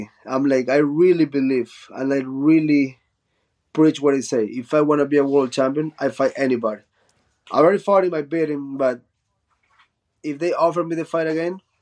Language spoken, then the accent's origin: English; Chone, Manabí, Ecuador; English is a second language; also born or lived in Guayaquil, Ecuador; In high school, when I moved from Chone to Guayaquil, which is a big city